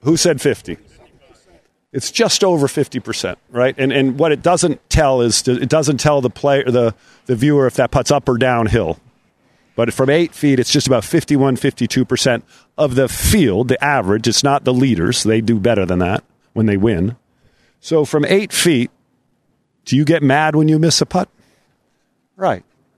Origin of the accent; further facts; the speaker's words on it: Rhode Island, United States; I grew up in Rhode Island on an old Donald Ross course